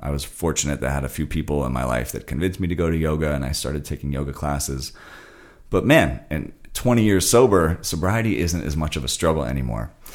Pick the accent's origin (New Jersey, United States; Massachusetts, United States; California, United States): California, United States; Santa Monica; when I grew up in Santa Monica